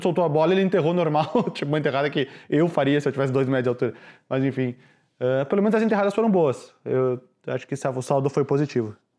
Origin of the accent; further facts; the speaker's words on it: Brazil; now in Chicago, United States; eu sou do Brasil